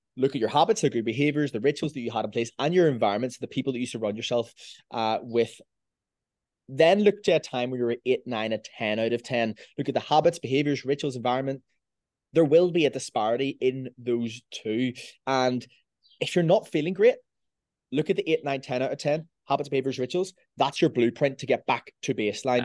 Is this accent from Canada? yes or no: no; Belfast, Northern Ireland, United Kingdom; I'm from Belfast.